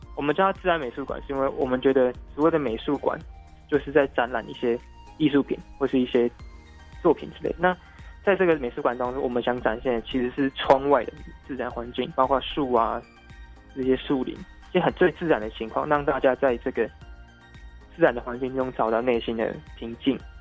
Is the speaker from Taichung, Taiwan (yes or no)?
no; Tainan, Taiwan; 我是台南人，但是我住新营区